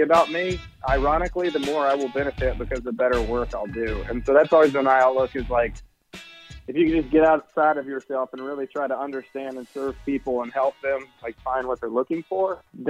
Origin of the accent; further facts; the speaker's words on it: Chattanooga, Tennessee, United States; moved away as an adult; now in Los Angeles, United States; Originally born and raised in Chattanooga, Tennessee, the Nuga, if you will, and transplanted to the West Coast about 3 years ago. And have been in L.A., greater L.A. area during that time.